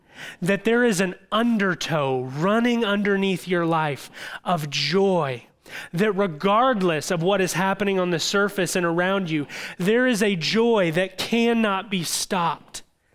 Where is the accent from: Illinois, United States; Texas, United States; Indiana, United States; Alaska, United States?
Illinois, United States; I grew up in Southern Illinois and spent a lot of time on the Ohio River.